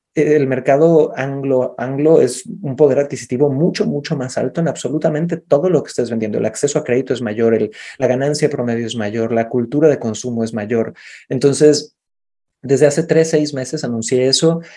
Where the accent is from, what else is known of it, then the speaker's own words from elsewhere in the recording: Cancún, Quintana Roo, Mexico; moved away; also born or lived in Santiago, Chile; nací en Cancún